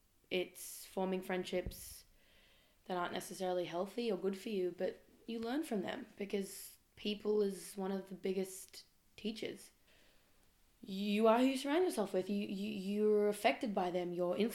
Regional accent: Melbourne, Victoria, Australia; also born or lived in Israel; I live currently in Melbourne. I'm from Melbourne, but also from Israel. Bit half-half in my life, I reckon. And I moved back to Australia about 6 months ago, just before the first lockdown.

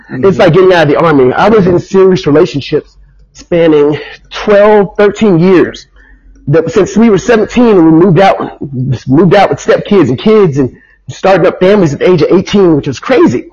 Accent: United States; growing up as an American teenager

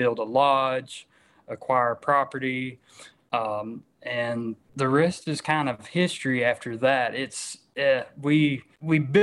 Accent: Stuttgart, Arkansas, United States; born or raised there

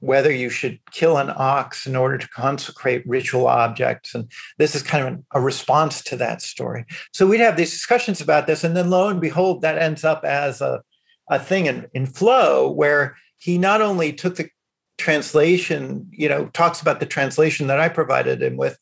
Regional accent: Chicago, Illinois, United States; moved away; growing up in Chicago that a lot of the Chinese American kids, I had a lot in common with them

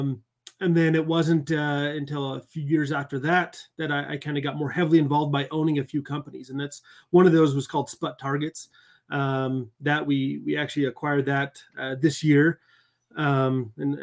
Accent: Utah, United States; also born or lived in Texas; I was born in Texas, but pretty much raised in Utah

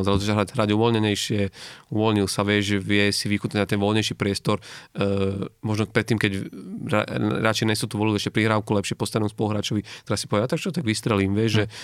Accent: Slovakia; u nás akože na Slovensku

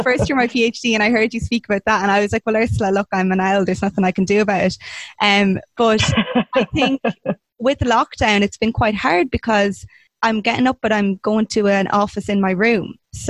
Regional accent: Westmeath, Leinster, Ireland; also born or lived in Dublin; because I know I moved back home from Dublin. I'm in Westmeath

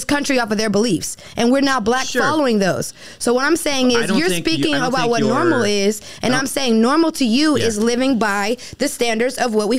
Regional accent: Bahamas; now in United States; For me, I know we're speaking in America, but I'm from the Bahamas. And culturally, for me, there are different things that are normal.

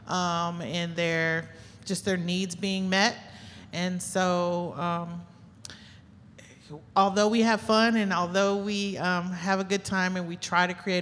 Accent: South Bend, Indiana, United States; I'm born and raised in South Bend, lived here my whole life

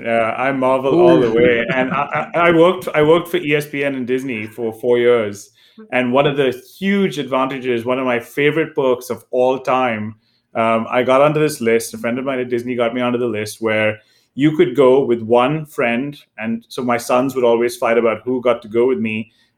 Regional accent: India; now in United States; And then again, as Paul mentioned, I came from India, and over the years, you know, early on, you would get newer phones in Asia, right?

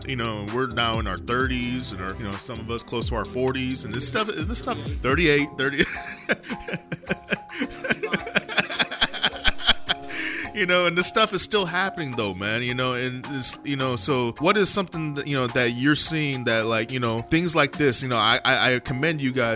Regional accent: North Highlands, California, United States; I grew up in Highlands, like North Highlands area

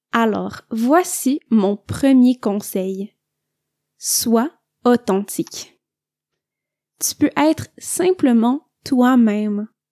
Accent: Quebec, Canada; je viens du Québec

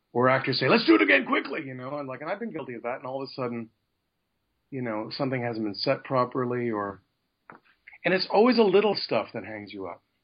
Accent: Canada; a Canadian that's got an American career

